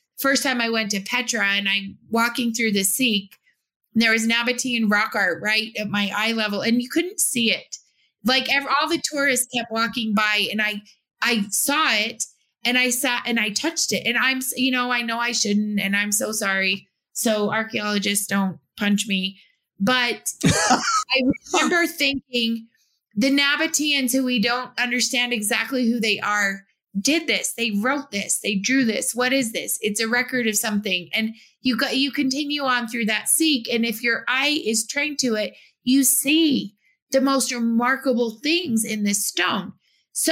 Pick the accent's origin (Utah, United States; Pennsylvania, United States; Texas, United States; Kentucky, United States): Utah, United States; I was from Utah